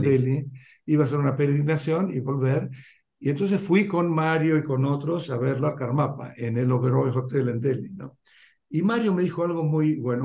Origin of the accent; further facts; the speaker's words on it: Argentina; moved away as an adult; also born or lived in India; sabiendo que yo volvía, ya tenía familia, tenía Juan y ella tenía casa, qué sé yo, era todo mucho más, era como que ya estaba esperando eso, era una inserción muchísimo más, qué sé yo, fácil, viste, con la cultura argentina